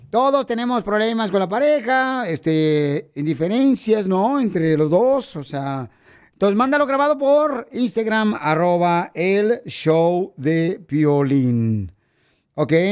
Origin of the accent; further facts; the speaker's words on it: Jalisco, Mexico; now in United States; porque aquí venimos de Jalisco a Estados Unidos.